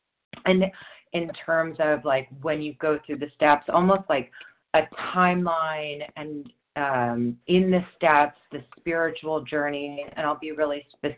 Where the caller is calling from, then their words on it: New York, United States; New York.